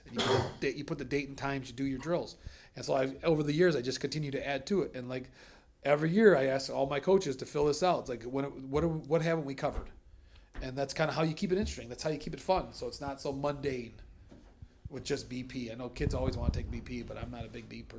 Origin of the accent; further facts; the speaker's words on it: Blue Water area, Michigan, United States; growing up in the Blue Water area